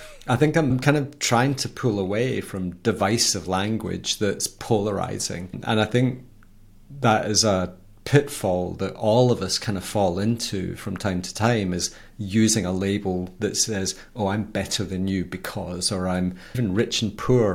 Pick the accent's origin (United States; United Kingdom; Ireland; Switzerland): United Kingdom; Scotland; I'm Scottish.